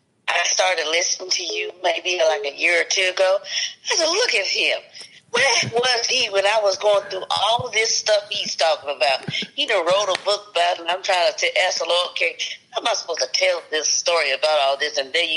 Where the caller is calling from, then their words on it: Nashville, Tennessee, United States; I'm calling from Nashville, Tennessee.